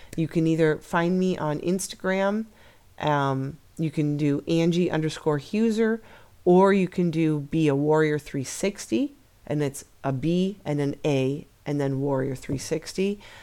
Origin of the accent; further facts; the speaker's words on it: Midwest, United States; We're from the Midwest